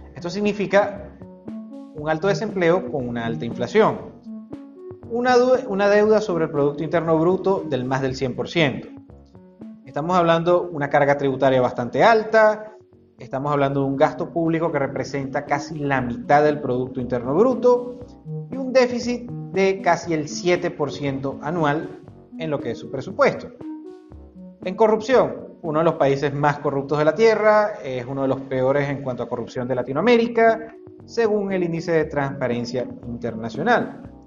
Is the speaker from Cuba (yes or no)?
no; Venezuela; como decimos en Venezuela